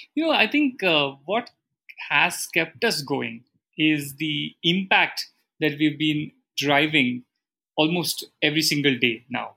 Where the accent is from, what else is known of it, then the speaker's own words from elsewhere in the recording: Bangalore, Karnataka, India; I'm born and brought up, and Anuradha is also brought up in Bangalore.